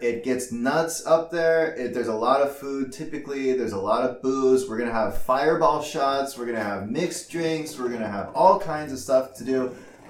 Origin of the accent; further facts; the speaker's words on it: Sioux Falls, South Dakota, United States; I'm from Sioux Falls, South Dakota.